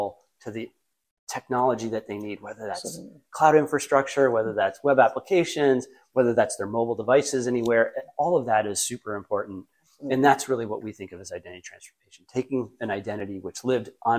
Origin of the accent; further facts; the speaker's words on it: Michigan, United States; moved away; also born or lived in Boston; I grew up in Michigan